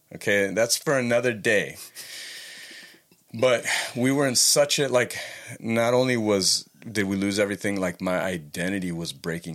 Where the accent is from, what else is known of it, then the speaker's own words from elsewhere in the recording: Los Angeles, California, United States; moved away as an adult; now in Santa Barbara, United States; I am from Los Angeles, California.